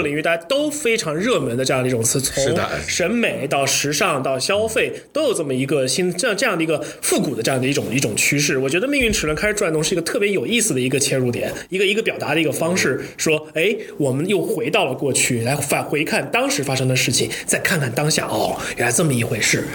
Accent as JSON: {"language": "Chinese", "region": "Hubei", "country": "China", "said": "作为一个湖北人"}